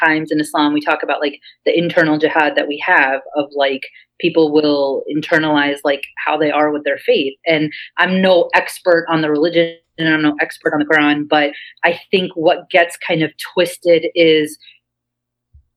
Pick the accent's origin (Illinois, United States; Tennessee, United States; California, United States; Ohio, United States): Ohio, United States; Cincinnati; moved away as an adult; now in New York, United States; where I grew up in Cincinnati